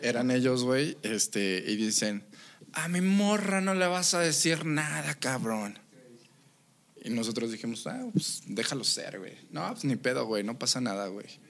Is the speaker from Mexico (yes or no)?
yes; Mexico; yo estoy orgullosamente de ser mexicano